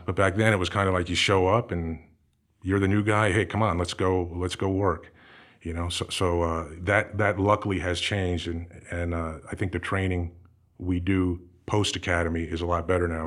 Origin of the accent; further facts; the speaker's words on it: New Jersey, United States; moved away as an adult; also born or lived in Everett, Massachusetts / Los Angeles; I was, uh, born in Everett, Massachusetts, and, uh, spent some time growing up in Massachusetts, moved down to New Jersey probably when, I don't know, I was about six years old or so. My dad took a job down there, and, uh, that's where I spent all my high school time.